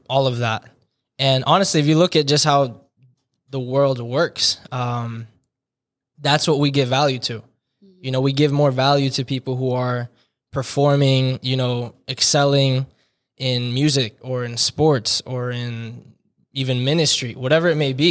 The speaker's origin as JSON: {"language": "English", "town": "Hillsborough", "region": "New Jersey", "country": "United States", "tie": "born or raised there", "moved": "yes", "said": "born and raised in Hillsborough, New Jersey"}